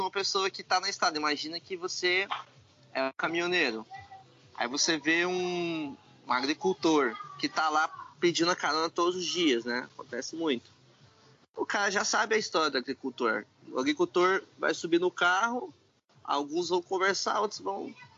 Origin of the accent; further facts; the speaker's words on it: Brazil; Sou do Brasil